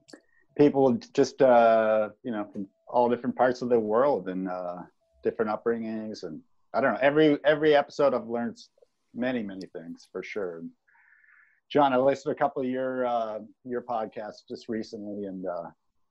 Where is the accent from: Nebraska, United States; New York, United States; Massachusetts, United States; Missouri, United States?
Massachusetts, United States; I'm from New England. I'm from Massachusetts.